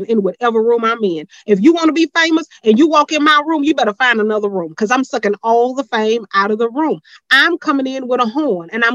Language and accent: English; Houston, Texas, United States; I'm from Houston